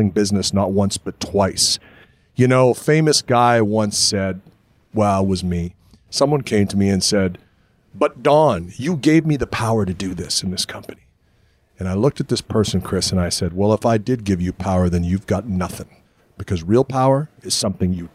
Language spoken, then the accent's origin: English; Winnipeg, Manitoba, Canada; we grew up in Winnipeg watching Nick Bockwinkle